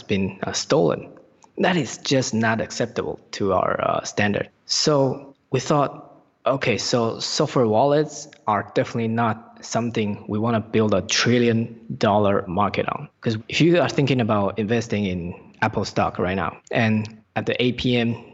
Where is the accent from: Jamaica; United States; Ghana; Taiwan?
Taiwan; Taipei; moved away as an adult; also born or lived in Newcastle, United Kingdom; I was born in Taipei and I was raised in Taipei until I graduated from the high school and finished my military service in Taiwan